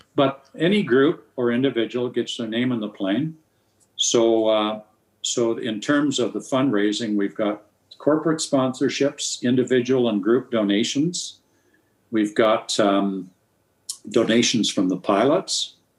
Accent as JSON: {"language": "English", "town": "Nelson", "region": "British Columbia", "country": "Canada", "tie": "born or raised there", "said": "Nelson, BC, which happens to be my hometown"}